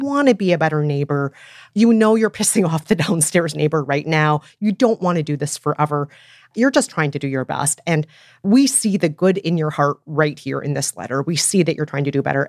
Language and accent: English; Minnesota, United States; my hometown, Minnesota